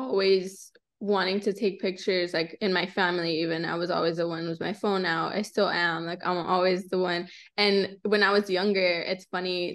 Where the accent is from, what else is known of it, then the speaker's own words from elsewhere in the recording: the Valley, Texas, United States; also born or lived in San Antonio; I grew up in the Valley